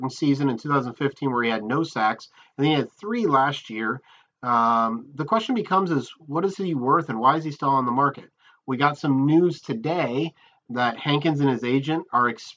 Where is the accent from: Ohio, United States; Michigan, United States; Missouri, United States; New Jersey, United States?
Ohio, United States; Sandusky; Sandusky's own, my hometown